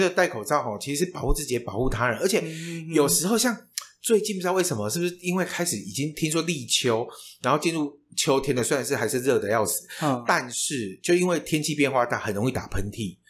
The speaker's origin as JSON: {"language": "Chinese", "country": "Taiwan", "said": "身为台湾人"}